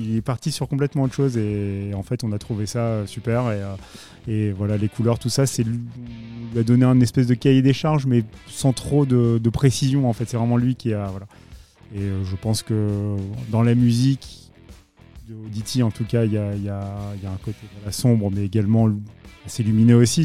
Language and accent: French; Paris, Île-de-France, France; Je suis parisien